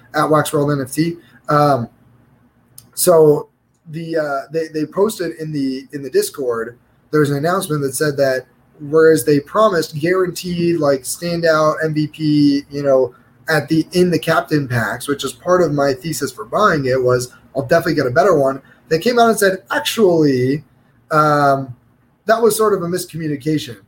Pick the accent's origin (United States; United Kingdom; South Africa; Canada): United States; New York; now in Kansas City, United States; I grew up in New York, then I moved to Kansas City